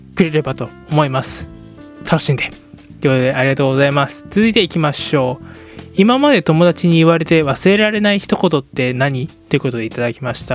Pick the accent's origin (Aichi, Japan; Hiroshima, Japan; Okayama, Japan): Hiroshima, Japan; 私は広島県広島市で、ね、えー、出身でございます